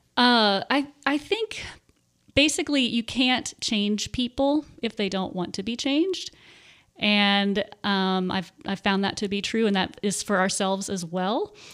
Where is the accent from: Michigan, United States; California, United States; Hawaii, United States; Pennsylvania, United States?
Pennsylvania, United States; Warminster; moved away as an adult; also born or lived in Texas; now in Tennessee, United States; I grew up in Warminster, Pennsylvania, and that is about forty-five minutes to an hour, uh, north of Philadelphia